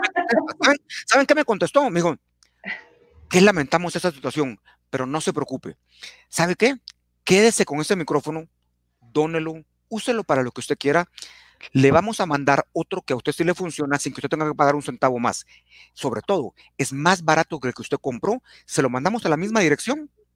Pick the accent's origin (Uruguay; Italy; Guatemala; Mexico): Guatemala; como buenos chapines